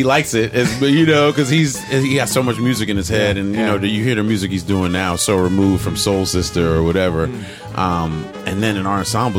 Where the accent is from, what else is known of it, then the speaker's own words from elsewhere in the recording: New Jersey, United States; moved away; also born or lived in New York; I'm from Jersey, but I went to school somewhere else. Came to New York at the new school